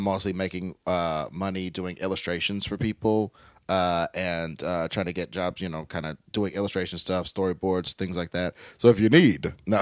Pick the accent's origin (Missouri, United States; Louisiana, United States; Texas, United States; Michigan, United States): Missouri, United States; Kansas City; now in Los Angeles, United States; I'm from Kansas City, Missouri, and, uh, my Missouri experience was like, you're just a fucking weirdo, man